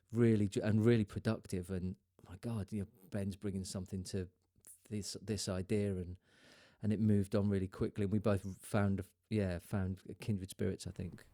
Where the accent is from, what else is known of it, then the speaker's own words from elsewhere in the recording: Lowestoft, East of England, United Kingdom; moved away as an adult; also born or lived in London; my hometown of Lowestoft